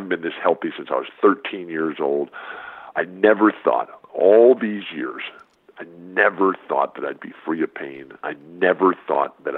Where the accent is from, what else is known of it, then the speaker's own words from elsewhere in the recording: San Diego, California, United States; I'll be in San Diego, my hometown where I still live